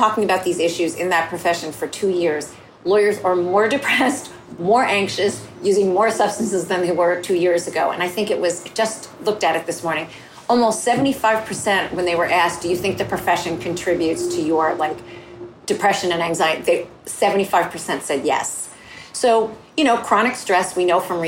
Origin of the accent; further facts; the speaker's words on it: northern New Jersey, United States; also born or lived in Bronx, New York; I felt like an outsider kind of growing up. My family was Jewish and we lived in northern New Jersey. We're from the Bronx